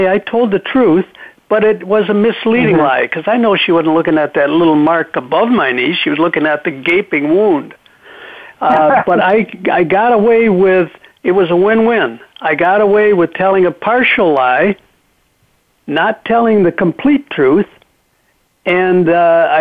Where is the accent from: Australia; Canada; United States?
United States; Michigan; When I was a little boy growing up in Michigan